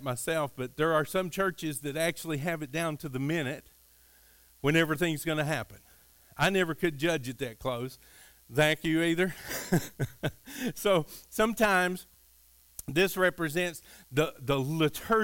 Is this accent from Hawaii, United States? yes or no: no; Kentucky, United States; I grew up in Kentucky, and we were kind of out in the country, very, very rural